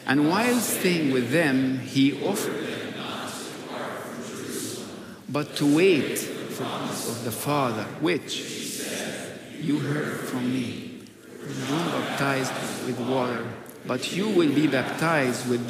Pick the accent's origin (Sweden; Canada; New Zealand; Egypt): Egypt; moved away; growing up in Egypt